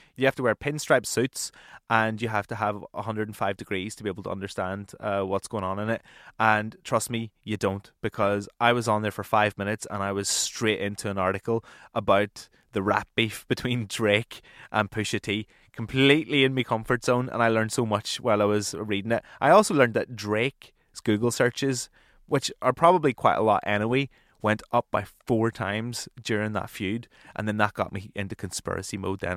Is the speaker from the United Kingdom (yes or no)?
yes; Northern Irish, Northern Ireland, United Kingdom; now in Brighton, United Kingdom; I am a Northern Irish music nerd